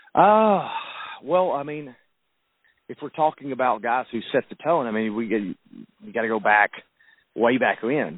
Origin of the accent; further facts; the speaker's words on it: the South, United States; accent: southern